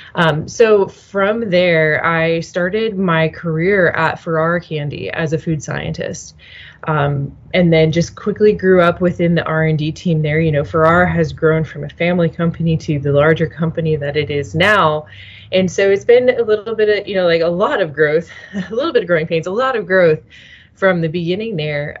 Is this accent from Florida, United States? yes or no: no; Nebraska, United States; moved away as an adult; also born or lived in Chicago; I'm originally from Nebraska. I was living in Chicago